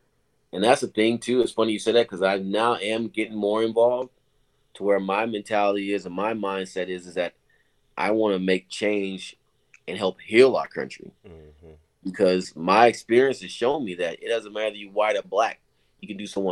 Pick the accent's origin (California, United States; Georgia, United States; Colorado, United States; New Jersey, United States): California, United States; Oakland; moved away as an adult; also born or lived in North Carolina / Berkeley, California; now in Cleveland, United States; I grew up in Oakland when crack hit the scene